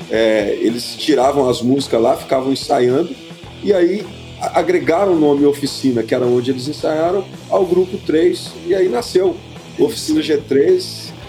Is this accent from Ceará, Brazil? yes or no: no; Belo Horizonte, Minas Gerais, Brazil; eu sou também mineirinho aqui de BH